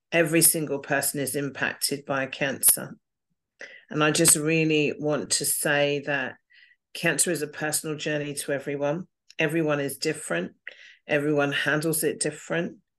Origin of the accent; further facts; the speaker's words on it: England, United Kingdom; also born or lived in Singapore / United States; Okay, I was born in Singapore. I lived out there for five years. I was born to parents in the Air Force. Then we came back to England um, spent some time living in America and Atlanta and New York.